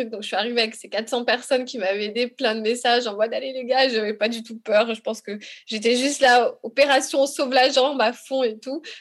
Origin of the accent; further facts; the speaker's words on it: Republic of the Congo; comme je suis, je viens du Congo, si tu veux, je suis originaire de là-bas